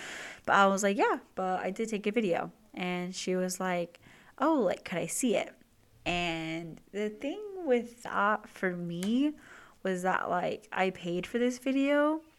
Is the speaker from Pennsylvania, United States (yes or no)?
no; California, United States; we know we're the same age, we're both from SoCal